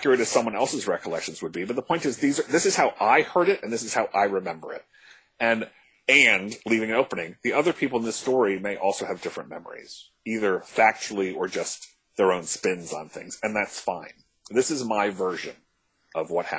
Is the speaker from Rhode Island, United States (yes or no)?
no; D.C., District of Columbia, United States; now in New York City, United States; I grew up outside Washington, D.C.